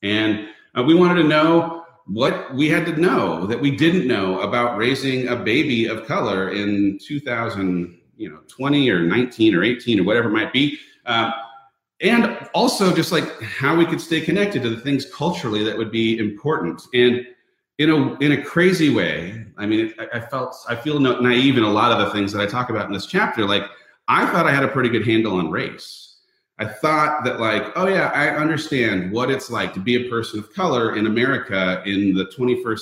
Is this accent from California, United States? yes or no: yes; Southern California, United States; I, as a person who was born and raised in a super homogenous community. I grew up in Southern California in a town where everyone looked the same